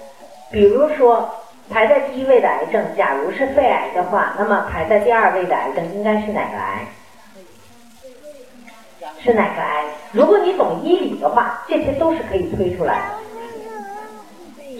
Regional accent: Guangdong, China; 一开始关注养生的时候，我们大多数人都会在意吃喝，尤其我们广东人啊，平常就很在意吃喝的问题。

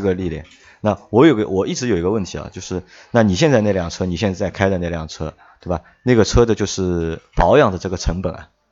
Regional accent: China; 我们中国人的传统

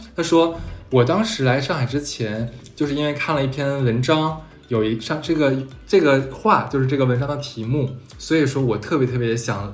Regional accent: Harbin, Heilongjiang, China; also born or lived in France; now in Shanghai, China; 其实你说我就是哈尔滨人嗯。然后我在那边生活那么多年了

